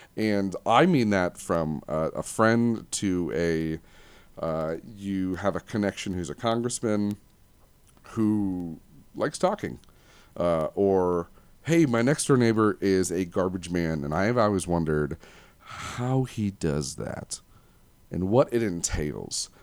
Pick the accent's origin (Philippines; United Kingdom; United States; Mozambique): United States; Livonia, Michigan; I was born at four fifty P M in Livonia, Michigan, July sixteenth, nineteen eighty-eight